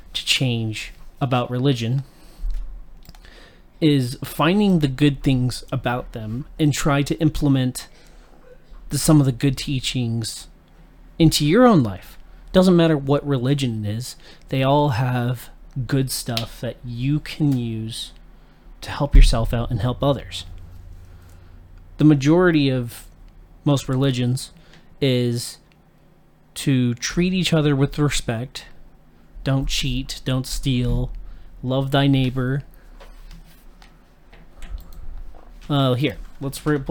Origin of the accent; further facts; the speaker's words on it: Utah, United States; growing up in Utah, the state is heavily dominated by one religion primarily.